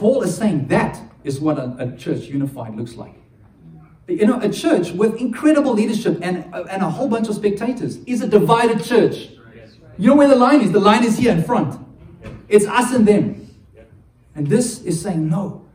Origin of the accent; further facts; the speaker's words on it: South Africa; being South African